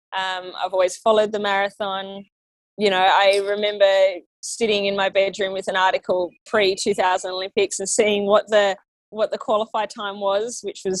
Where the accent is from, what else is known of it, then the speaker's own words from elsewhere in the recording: Yass, New South Wales, Australia; I grew up in Yass, and it's just a really small country town